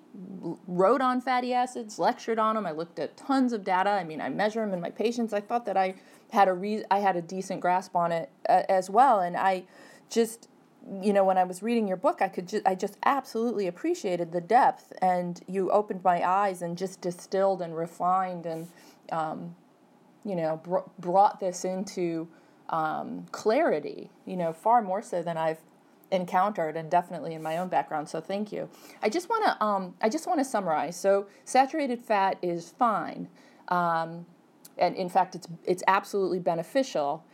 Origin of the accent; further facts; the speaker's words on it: Cleveland, Ohio, United States; moved away; I'm from Cleveland, so my family's always asking me about it